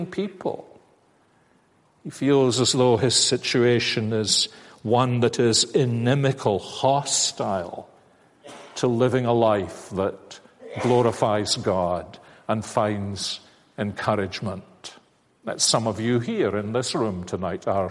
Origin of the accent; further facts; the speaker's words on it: Glasgow, Scotland, United Kingdom; When I was growing up, I'm a Glaswegian